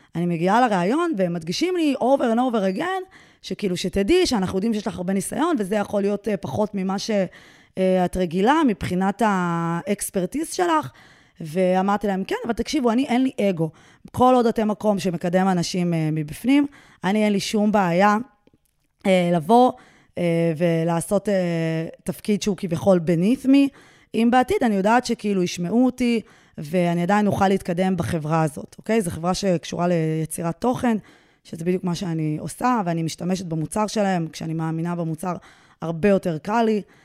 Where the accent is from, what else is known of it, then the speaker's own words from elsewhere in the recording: Israel; אני בעצם כותבת באנגלית, אבל אני ישראלית